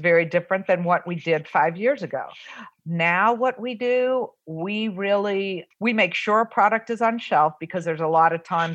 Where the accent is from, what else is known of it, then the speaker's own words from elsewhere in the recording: New Orleans, Louisiana, United States; moved away; also born or lived in Southern California; I'm born and raised in New Orleans